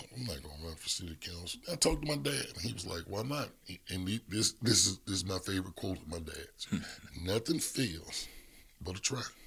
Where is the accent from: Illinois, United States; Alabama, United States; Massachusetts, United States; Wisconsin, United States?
Alabama, United States; Birmingham; I grew up in the Hillman, Hillman Estate community of Birmingham